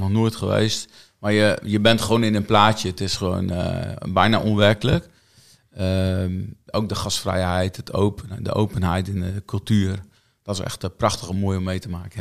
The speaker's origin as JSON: {"language": "Dutch", "town": "Kommerzijl", "region": "Groningen", "country": "Netherlands", "tie": "born or raised there", "also_born_or_lived": "Grijpskerk", "said": "toen we twee jaar waren, zijn we naar Commissau verhuisd ouders wonen daar nog"}